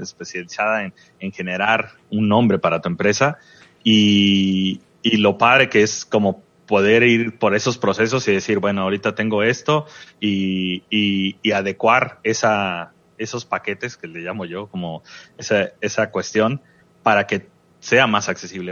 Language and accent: Spanish; Veracruz, Mexico; now in Tijuana, Mexico; de Veracruz, que mi, mi tierra